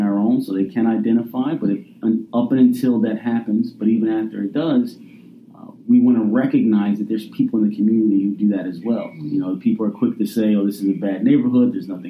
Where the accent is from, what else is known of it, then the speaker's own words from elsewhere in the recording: Philadelphia, Pennsylvania, United States; I grew up in Hunting Park in North Philadelphia